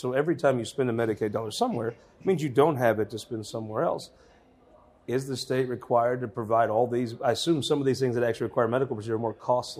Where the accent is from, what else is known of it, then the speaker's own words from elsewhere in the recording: Southern Missouri, United States; But we're from Southern Missouri.